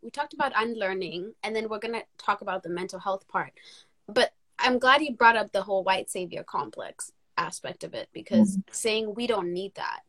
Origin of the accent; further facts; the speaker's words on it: United States; also born or lived in Kenya; now in United Kingdom; when we were growing up in the States.